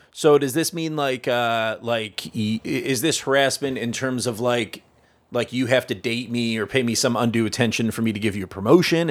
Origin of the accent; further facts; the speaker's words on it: United States; now in Canada; I'm from the States.